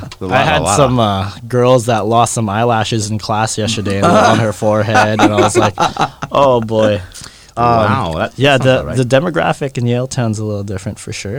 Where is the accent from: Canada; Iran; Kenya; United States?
Canada; Calgary, Alberta; moved away as an adult; also born or lived in Philippines; now in Vancouver, Canada; I was born in the Philippines, but I was raised in Calgary. Like, I just grew up in Calgary.